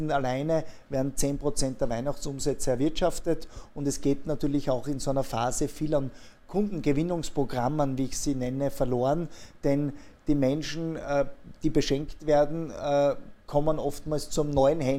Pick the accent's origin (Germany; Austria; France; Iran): Austria; Schladming, Styria; Ich selbst bin gebürtiger Schladminger und bin äh, als Nachbar der Planetalstation aufgewachsen, äh, damit Steirer